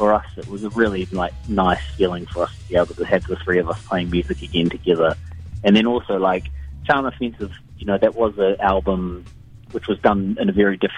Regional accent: Dunedin, Otago, New Zealand; when I was growing up in Dunedin

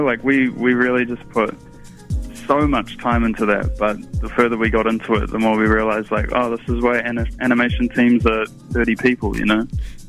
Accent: Auckland, New Zealand; I am an artist from Tamaki Makaurau.

